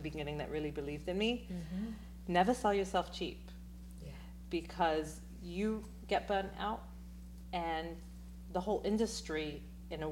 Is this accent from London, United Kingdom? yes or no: yes; London, United Kingdom; now in New York, United States; So I'm from London